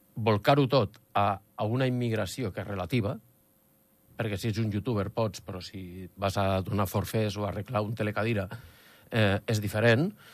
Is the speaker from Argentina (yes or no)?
no; Escaldes-Engordany, Andorra; som andorrans, i portem tota la vida aquí